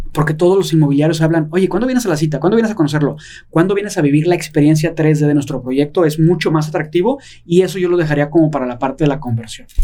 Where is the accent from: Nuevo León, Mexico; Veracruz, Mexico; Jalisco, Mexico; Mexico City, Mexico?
Jalisco, Mexico; Guadalajara; yo soy de Guadalajara